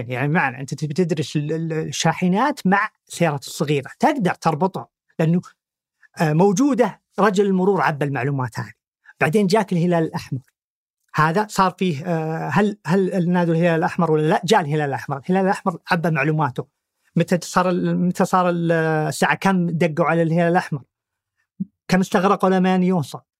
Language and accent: Arabic; Saudi Arabia